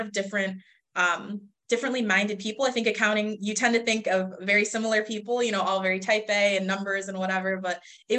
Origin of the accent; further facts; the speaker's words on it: Rochester, New York, United States; moved away as an adult; now in Buffalo, United States; Rochester, like you said earlier, that's my hometown